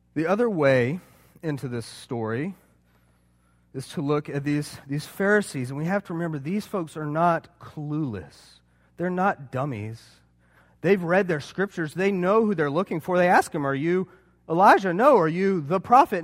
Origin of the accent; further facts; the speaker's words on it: Charleston, United States; I'm from Charleston.